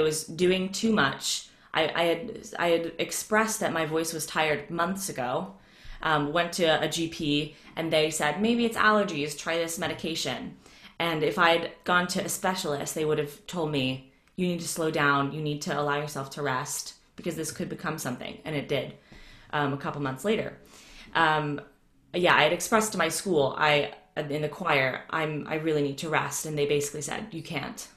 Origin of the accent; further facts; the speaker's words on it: Atlanta, Georgia, United States; moved away as an adult; now in United Kingdom; I grew up in Atlanta